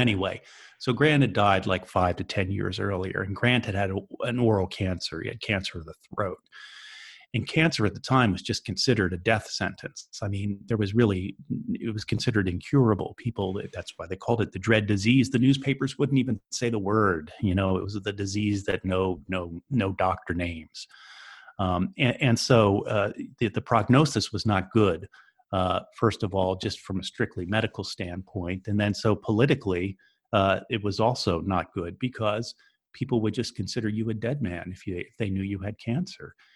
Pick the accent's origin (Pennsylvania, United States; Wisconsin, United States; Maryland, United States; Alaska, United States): Pennsylvania, United States; Philadelphia; moved away; I'm from Philadelphia originally